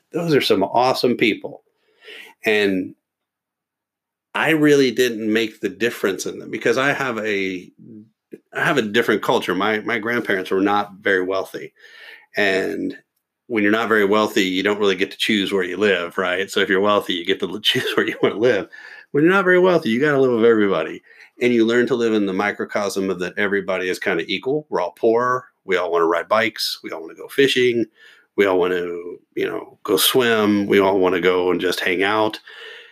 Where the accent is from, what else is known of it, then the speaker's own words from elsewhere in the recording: Louisville, Kentucky, United States; my hometown